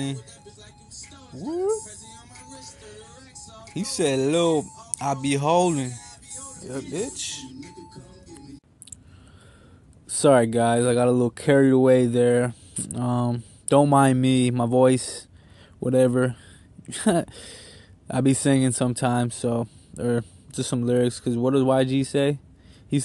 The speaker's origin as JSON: {"language": "English", "town": "Kalamazoo", "region": "Michigan", "country": "United States", "said": "I'm from Kalamazoo, Michigan."}